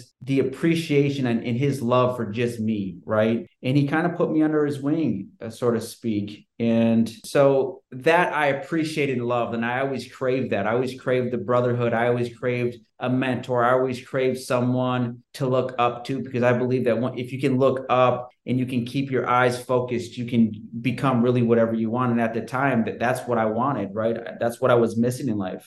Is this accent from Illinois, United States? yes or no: no; Sheboygan, Wisconsin, United States; I grew up in Sheboygan, Wisconsin, small town in between Green Bay and Milwaukee, right on the lake